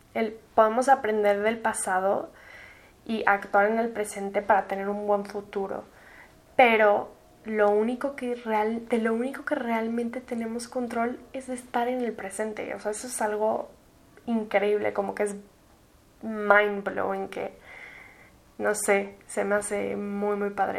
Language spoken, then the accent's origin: Spanish; Mexico City, Mexico; also born or lived in United States; soy de la Ciudad de México. Tengo 21 años y viví en México, aquí en la ciudad, desde que nací hasta mis 16